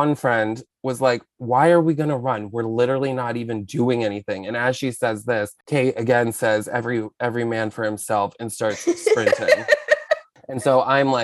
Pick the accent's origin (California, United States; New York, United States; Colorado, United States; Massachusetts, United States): New York, United States; Albany; now in Manhattan, United States; I grew up outside of Albany